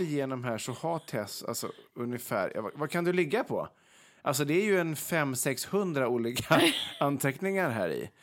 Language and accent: Swedish; Vegby, Västra Götaland, Sweden; Vegby då, där jag kommer ifrån